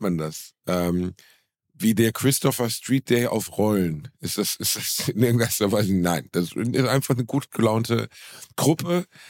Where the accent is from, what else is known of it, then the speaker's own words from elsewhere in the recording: Gelsenkirchen, North Rhine-Westphalia, Germany; Ich habe gestern Abend in meiner Heimatstadt Gelsenkirchen im Musiktheater gespielt